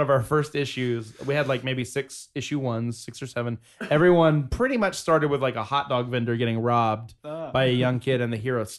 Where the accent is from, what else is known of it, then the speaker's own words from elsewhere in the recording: Georgia, United States; Darren and I are from Georgia.